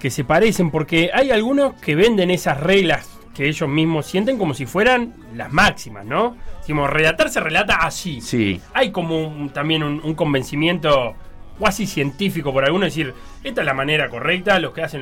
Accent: Uruguay; porque así somos los uruguayos, porque así somos nosotros, porque así somos los charrúas

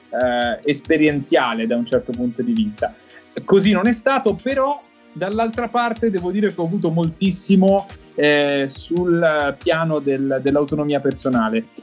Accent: Benevento, Campania, Italy; now in Emilia-Romagna, Italy; sono nato a Benevento, attualmente vivo in Emilia Romagna

